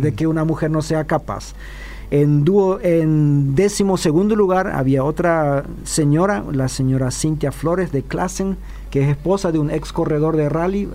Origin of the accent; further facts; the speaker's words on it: Chaco, Paraguay; a los que somos chaqueños